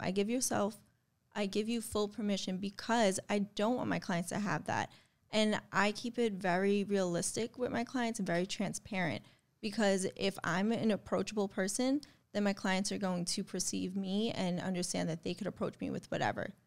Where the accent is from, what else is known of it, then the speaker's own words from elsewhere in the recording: New York, United States; I'm from New York